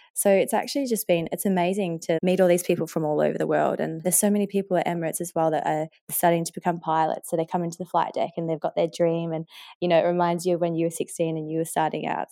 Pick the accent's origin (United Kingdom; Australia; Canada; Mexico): Australia; accent: Australian; they hear the Australian accent, they see that I'm from Australia, and they don't actually understand that I'm half Mauritian